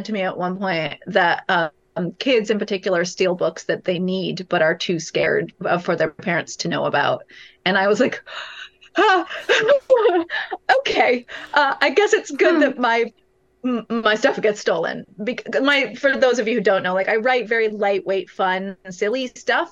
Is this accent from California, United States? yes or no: yes; California, United States; California, my home state